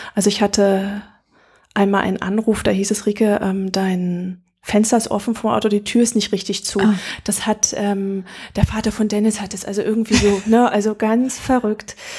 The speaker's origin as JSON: {"language": "German", "region": "Berlin", "country": "Germany", "moved": "as an adult", "said": "für mich als Berlinerin"}